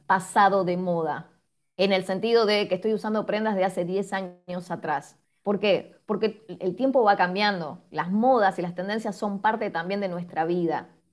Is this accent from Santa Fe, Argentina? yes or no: no; Quilmes, Buenos Aires Province, Argentina; yo soy de Quilmes, de la ciudad de Quilmes